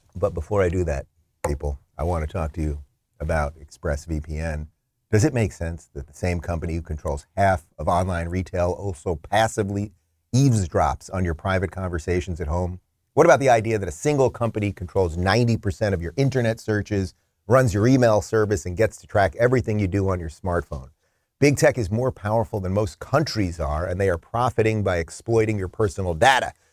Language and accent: English; Long Island, New York, United States; moved away; I'm a Long Island guy. Originally